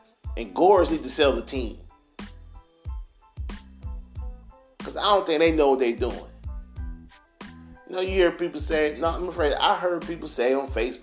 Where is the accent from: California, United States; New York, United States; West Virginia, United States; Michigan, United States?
Michigan, United States; Detroit; My hometown team, the Detroit Pistons